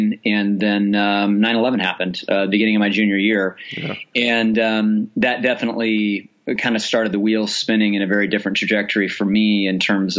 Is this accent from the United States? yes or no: yes; Hays, Kansas, United States; I grew up in Hays, Kansas is a town of about 20,000 people